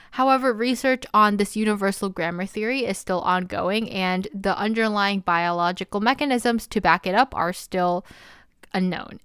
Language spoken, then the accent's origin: English; United States; I'm Korean American and I grew up speaking Korean as a Korean American